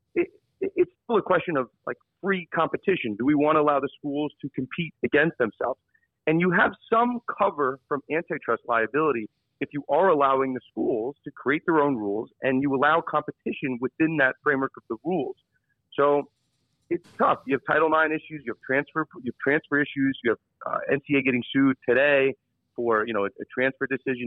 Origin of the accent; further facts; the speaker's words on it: New York, United States; I'm from New York